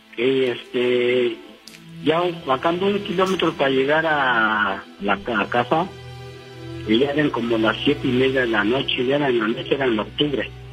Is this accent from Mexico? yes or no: yes; Huatulco, Oaxaca, Mexico; now in Cuautitlán Izcalli, Mexico; yo vengo de un rancho, por Huatulco, de Huatulco, de Valle de Huatulco